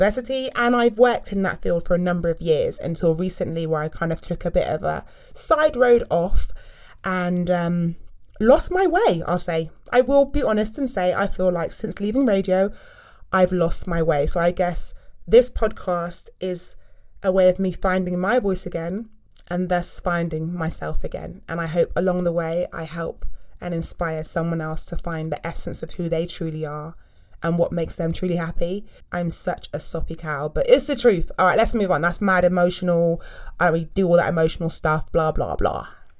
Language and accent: English; South West England, United Kingdom; now in London, United Kingdom; as I said earlier, and I live in London. I'm not originally from London. I am not a Londoner. I'm from the West Country. So I talk a bit more like that when I go back home to my family.